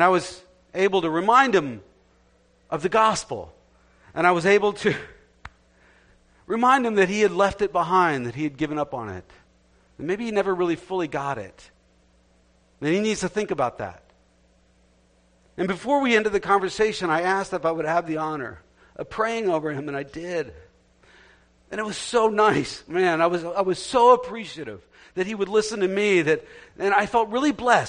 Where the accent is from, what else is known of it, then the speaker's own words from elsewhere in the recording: New Jersey, United States; growing up in New Jersey